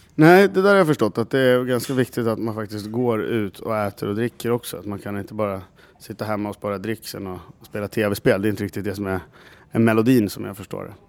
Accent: Gävle, Gävleborg County, Sweden; jag kommer från Gävle. Som Gävlebo

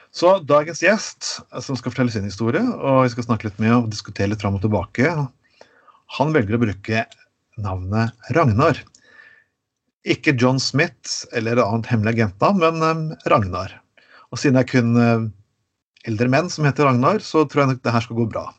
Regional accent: Skien, Telemark, Norway; Så jeg vokste opp i et uh, litt bedre område av min hjemby Skien

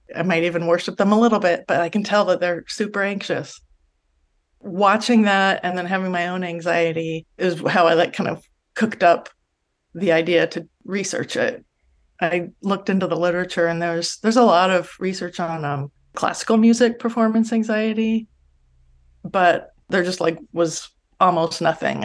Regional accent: Los Angeles, California, United States; I grew up in San Pedro, California in the seventies and eighties

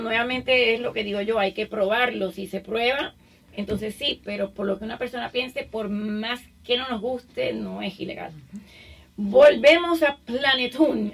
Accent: Puerto Rico; also born or lived in Cuba; now in Miami, United States; yo me crié en Puerto Rico, me siento cubano o puertorriqueña de pequeñita estuve allá

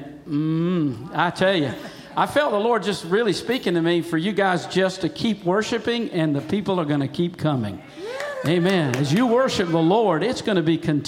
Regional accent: North Carolina, United States; we're from God's other country, North Carolina

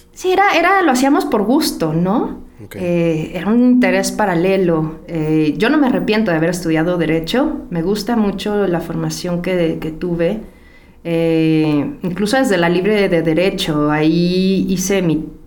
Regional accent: Ecatepec, State of Mexico, Mexico; Yo crecí en Ecatepec, en Ciudad Azteca

